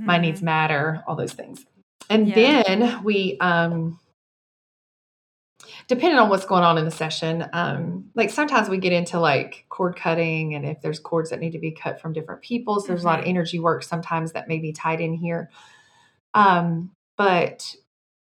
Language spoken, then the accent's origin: English; Mississippi, United States; dire poverty growing up in Mississippi on food stamps and welfare